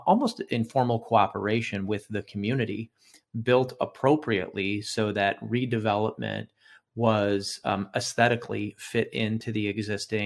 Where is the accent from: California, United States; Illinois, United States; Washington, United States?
Illinois, United States; Arlington Heights; my hometown, Arlington Heights